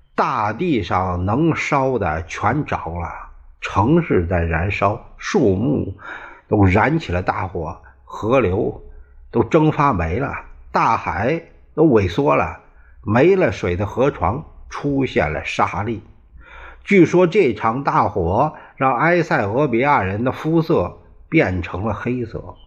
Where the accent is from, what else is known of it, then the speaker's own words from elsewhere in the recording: China; 就像我们中国人指天发誓